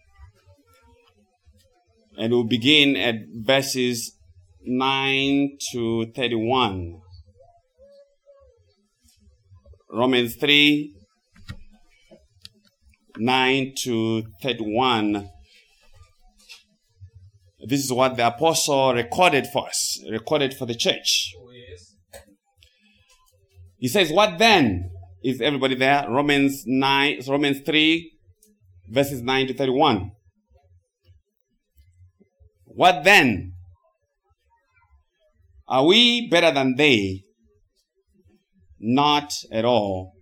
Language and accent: English; Zimbabwe; moved away as an adult; now in United States; Of course, I'm originally from Zimbabwe. And I have been living in the United States of America for the past 24 years